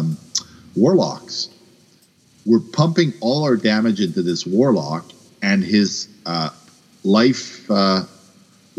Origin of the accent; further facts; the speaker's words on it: Quebec, Canada; I'm a Quebecer